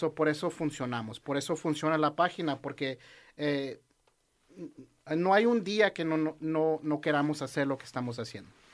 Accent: Los Angeles, California, United States; yo soy del Valle, 100%, 818

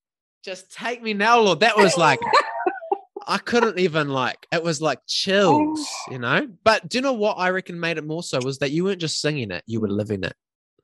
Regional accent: New Zealand; Like I'm a teacher, but my hometown is about 2 hours away from Auckland. So I've had that similar of leaving home, family all at home, living in this new city, creating new friendships and family.

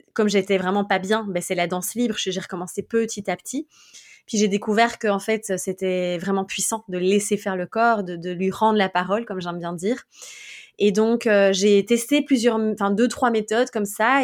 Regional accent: Belgium; je suis belge

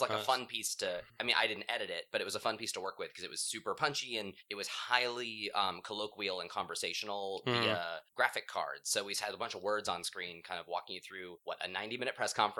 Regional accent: Palmdale, California, United States; also born or lived in Las Vegas, Nevada; now in Los Angeles, United States; I was born in Vegas, and I moved to Palmdale with my family, and then Palmdale's, like, an hour and a half north of L.A.

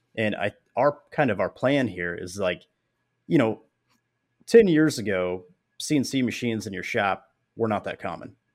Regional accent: Springfield, Missouri, United States; my hometown, which is where I'm at, Springfield, Missouri

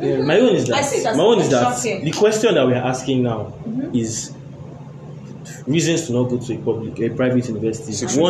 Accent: Lagos, Nigeria; I did secondary school in Lagos.

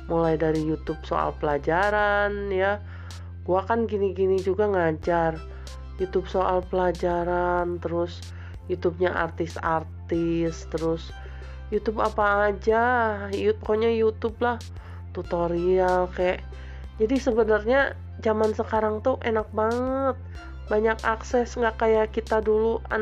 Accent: Bogor, West Java, Indonesia; now in Sukabumi, Indonesia; tempat saya besar dulu di Bogor ada botani terus ada BTM

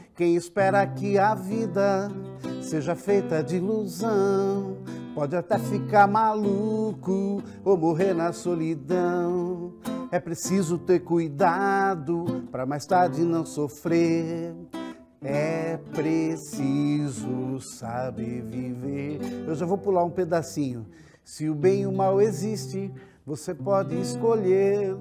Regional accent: São Carlos, São Paulo, Brazil; lá em São Carlos, eu sou de São Carlos, eu escolhi engenharia

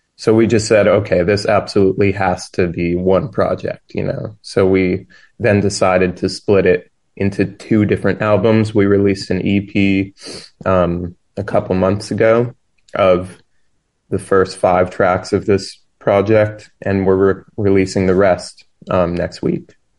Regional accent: New York, United States; I grew up in New York, and there's this festival here each year called Winter Jazz Fest

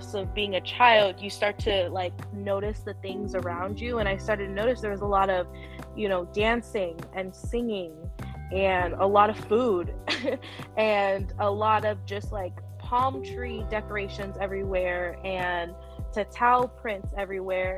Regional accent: Fremont, California, United States; also born or lived in Hanford, California / Newark, California / San Francisco, California; I grew up mostly in Fremont, so I credit the Bay Area of as where I was raised

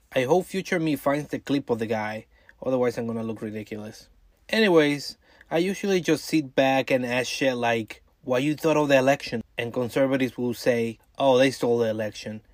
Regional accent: New York, United States; my home state of New York

